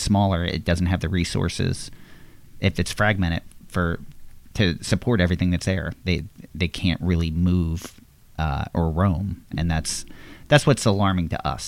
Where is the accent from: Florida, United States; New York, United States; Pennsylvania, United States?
Pennsylvania, United States; Levittown; I grew up in Levittown, Pennsylvania